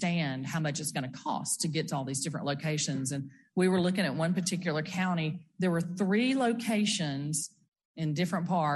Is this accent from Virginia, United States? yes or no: no; Brookhaven, Mississippi, United States; I'm from Brookhaven down in southwest Mississippi.